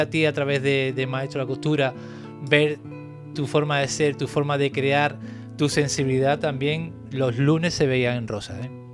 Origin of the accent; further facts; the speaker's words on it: Cádiz, Andalusia, Spain; yo soy de Cádiz